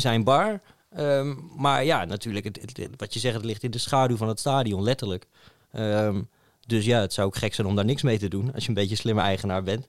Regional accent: Netherlands; wij uit Nederland kwamen

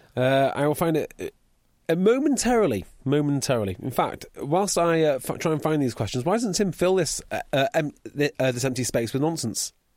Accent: Welsh, Wales, United Kingdom; I'm Welsh

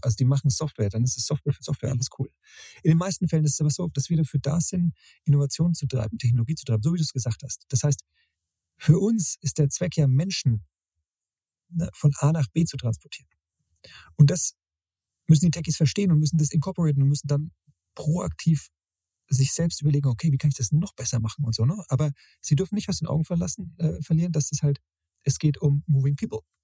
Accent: Middle Franconia, Bavaria, Germany; Andrea und ich aus Mittelfranken.

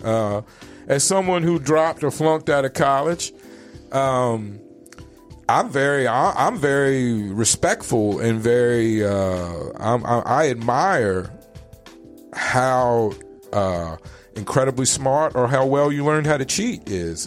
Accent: Richmond, Virginia, United States; now in Phoenix, United States; growing up in Richmond, Virginia

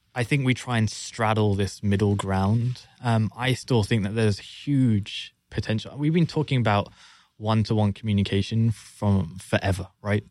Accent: London, United Kingdom; born and raised in London, as you can tell from the accent.

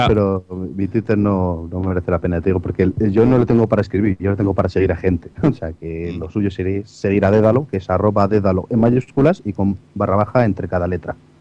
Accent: Segovia, Castile and León, Spain; los tres somos de Segovia

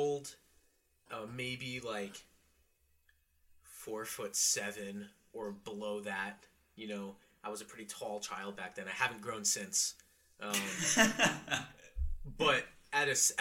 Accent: United States; also born or lived in Florence, Italy; I went abroad, as many American students do, to Florence, Italy

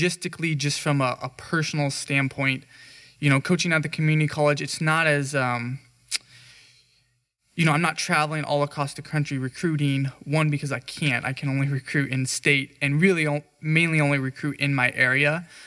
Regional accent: Central Valley, California, United States; I grew up here. This is my hometown. You know, I grew up a mile and a half from this campus and went to high school

